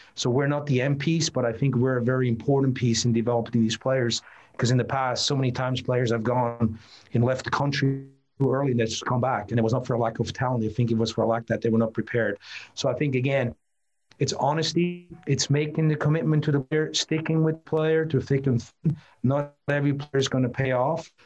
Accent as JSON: {"language": "English", "country": "Switzerland", "tie": "born or raised there", "moved": "yes", "lives_now": "United States", "said": "I grew up in Switzerland"}